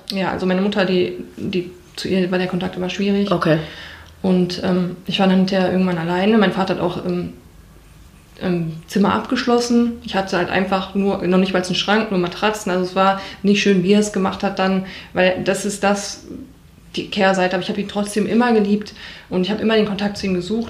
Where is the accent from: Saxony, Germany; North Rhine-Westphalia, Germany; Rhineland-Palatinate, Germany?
North Rhine-Westphalia, Germany; Bochum; ich bin also in Wattenscheid aufgewachsen